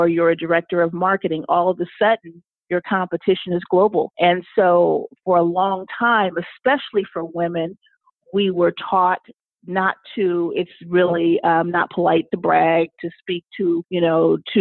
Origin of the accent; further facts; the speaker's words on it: Los Angeles, California, United States; moved away as an adult; also born or lived in New York; now in Washington, D.C. area, United States; I'm originally from Los Angeles, and I moved to the East Coast to work in advertising